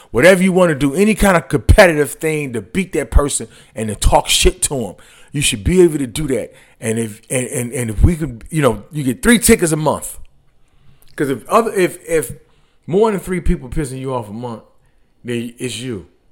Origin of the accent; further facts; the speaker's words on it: Detroit, Michigan, United States; I'm from Detroit